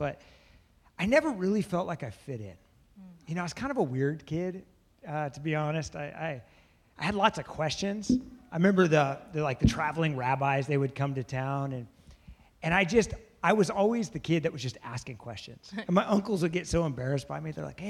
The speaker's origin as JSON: {"language": "English", "town": "Bethesda", "region": "Maryland", "country": "United States", "said": "We come from the same neighborhood, kind of. We're all from Bethesda"}